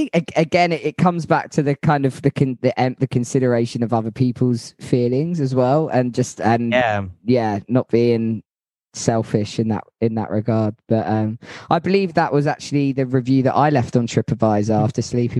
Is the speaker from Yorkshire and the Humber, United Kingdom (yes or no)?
yes; Yorkshire and the Humber, United Kingdom; It's no good being a Yorkshireman and trans